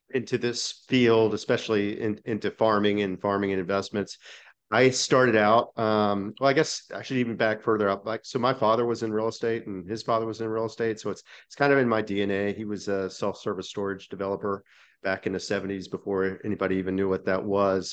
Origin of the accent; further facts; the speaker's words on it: Dallas, Texas, United States; I'm from Dallas, Fort Worth